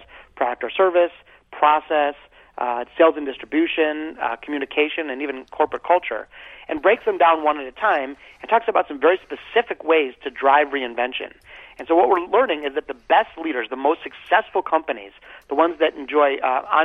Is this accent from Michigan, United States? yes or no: yes; Detroit, Michigan, United States; growing up in Detroit